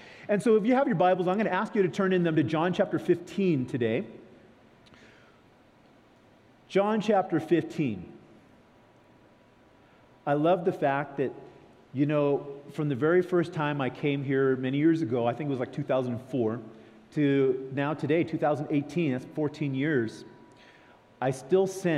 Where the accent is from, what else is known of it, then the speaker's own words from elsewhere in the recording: California, United States; I come from California.